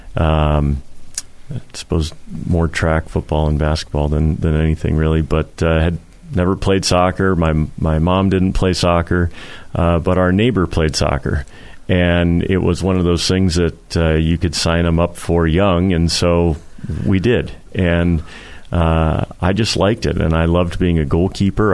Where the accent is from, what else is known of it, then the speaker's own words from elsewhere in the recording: Portland, Oregon, United States; growing up in Portland when I did